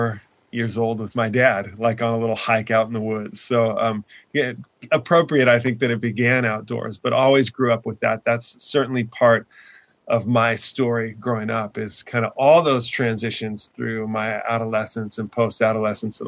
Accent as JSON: {"language": "English", "area": "Orange County", "region": "California", "country": "United States", "tie": "born or raised there", "also_born_or_lived": "Laguna Beach, California", "said": "I grew up in Orange County"}